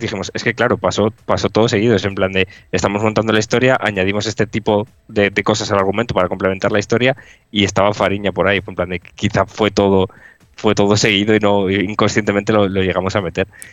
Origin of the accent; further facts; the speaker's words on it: Cantabria, Spain; yo, por ejemplo, soy de Cantabria